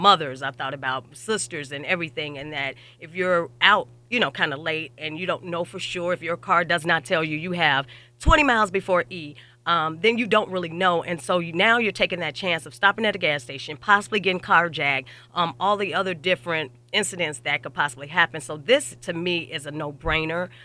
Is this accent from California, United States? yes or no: no; Chicago, Illinois, United States; I'm from Chicago